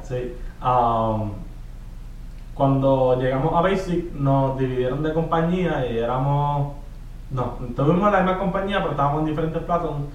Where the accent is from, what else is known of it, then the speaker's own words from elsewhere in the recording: Trujillo Alto, Puerto Rico; moved away as an adult; now in Fort Campbell, Kentucky, United States; tengo 22 años y soy de Trujillo, Alta Puerto De Trujillo